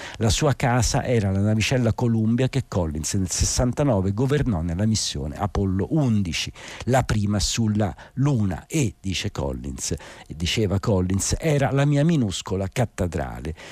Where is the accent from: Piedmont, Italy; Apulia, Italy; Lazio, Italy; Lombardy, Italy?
Lazio, Italy; Rome; da romano